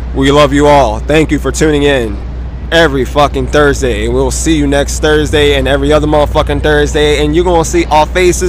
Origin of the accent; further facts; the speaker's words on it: New York City, New York, United States; we're born and raised New Yorkers. We take the subway most of our lives, especially if you grew up born and raised in New York City.